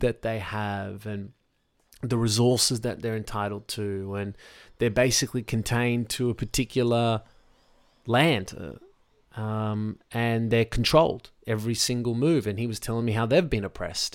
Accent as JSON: {"language": "English", "town": "Sydney", "region": "New South Wales", "country": "Australia", "tie": "born or raised there", "said": "I'm in Sydney, Australia. I grew up basically on the North Shore."}